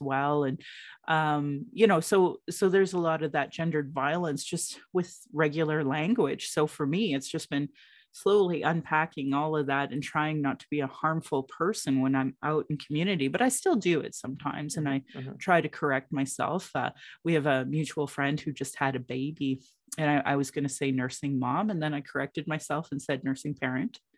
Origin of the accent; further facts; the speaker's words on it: Calgary, Alberta, Canada; I was born in Calgary